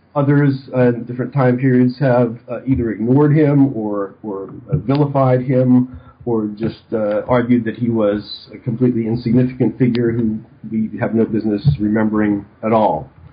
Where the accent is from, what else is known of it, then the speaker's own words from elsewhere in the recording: Western Pennsylvania, United States; moved away as an adult; also born or lived in Arizona; I grew up in Western Pennsylvania